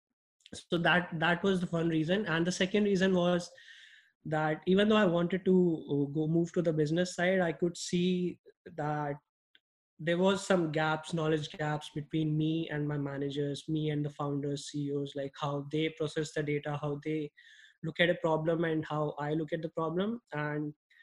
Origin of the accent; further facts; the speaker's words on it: New Delhi, Delhi, India; moved away as an adult; now in Los Angeles, United States; I grew up in New Delhi and I did my schooling in New Delhi